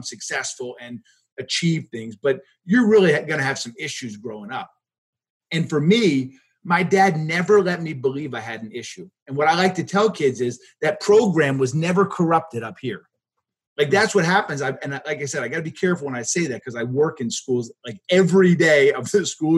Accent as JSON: {"language": "English", "town": "Hartwick", "region": "New York", "country": "United States", "tie": "born or raised there", "also_born_or_lived": "Philadelphia, Pennsylvania", "moved": "yes", "lives_now": "St. Albans, Vermont, United States", "said": "I was a kid from Hartwick too, which is the town I was from. I wasn't from Cooperstown."}